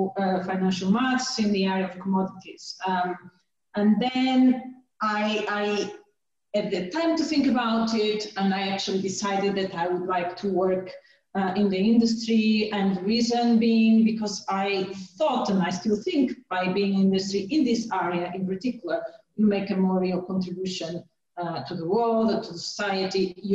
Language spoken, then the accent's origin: English; Portugal; moved away as an adult; now in United Kingdom; So how I started my career, I did a degree back in Portugal. I'm from Portugal in applied maths, and then I got a scholarship to study University of Warwick, where I did a master in financial mathematics